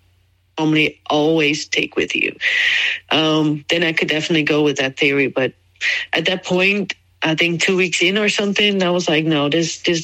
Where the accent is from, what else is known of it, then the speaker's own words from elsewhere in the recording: Netherlands; moved away as an adult; also born or lived in Jacksonville, Florida, United States; I moved from Jacksonville, Florida, immigrated back to the Netherlands, where I'm from